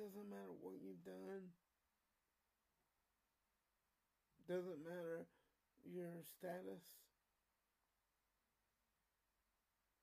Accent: United States; I'm still an American, and I'm a proud American

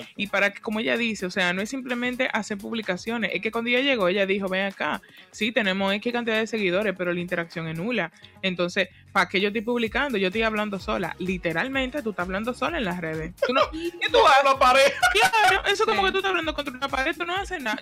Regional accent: Dominican Republic; nuestra forma de comunicarnos en el día a día como dominicanos

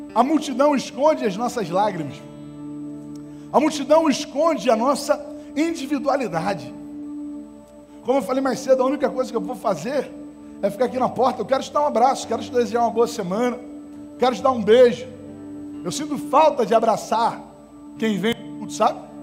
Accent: Estrela do Norte, Rio de Janeiro, Brazil; quando eu era moleque, eu morava na Estrela do Norte

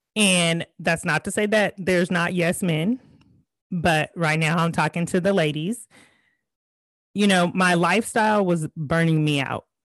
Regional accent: California, United States; moved away as an adult; now in Georgia, United States; I'm originally from California

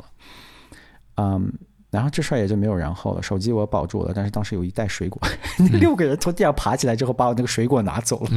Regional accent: China; 我们中国人

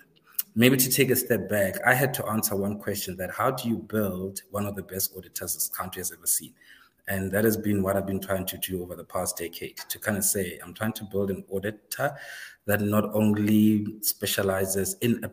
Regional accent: Seshego, Limpopo, South Africa; I grew up in the north, beyond the wall there, Limpopo. Grew up in a small township.

